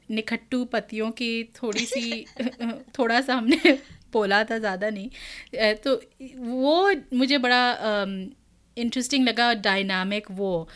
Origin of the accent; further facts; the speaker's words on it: Uttarakhand, India; हम उत्तराखंड से हैं